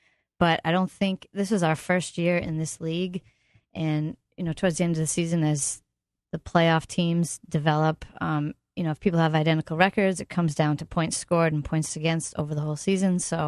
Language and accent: English; Uxbridge, Massachusetts, United States; born or raised there